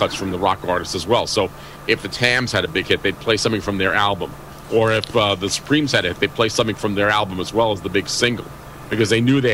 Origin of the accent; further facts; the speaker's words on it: New York City, New York, United States; I never got to hear WLS in Chicago growing up in New York City.